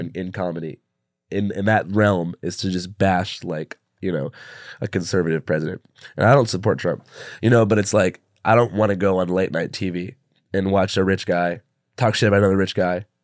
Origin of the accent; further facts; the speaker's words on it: Seattle, Washington, United States; when I was, like, thirteen in Seattle